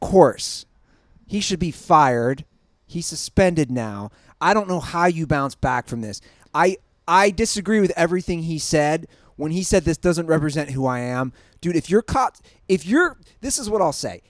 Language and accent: English; Cincinnati, Ohio, United States; I'm from Cincinnati